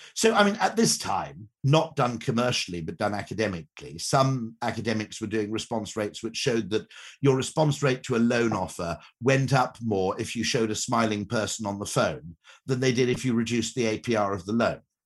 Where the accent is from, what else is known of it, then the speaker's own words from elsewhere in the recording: United Kingdom; I'm a Brit